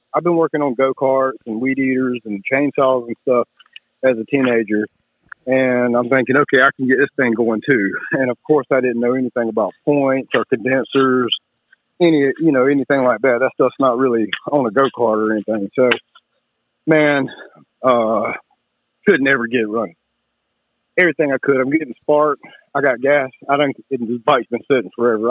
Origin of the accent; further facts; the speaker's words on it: Kershaw, South Carolina, United States; also born or lived in Camden, South Carolina; Kershaw, South Carolina. And I've been all over the state and lived a little bit all over the state, but back in my hometown